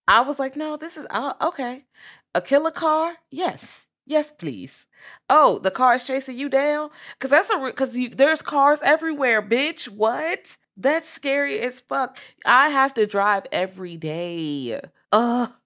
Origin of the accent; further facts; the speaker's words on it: Richmond, Virginia, United States; I'm from Richmond